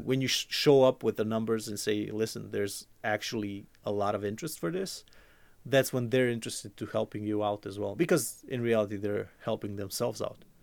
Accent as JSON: {"language": "English", "country": "Croatia", "said": "I'm from Croatia"}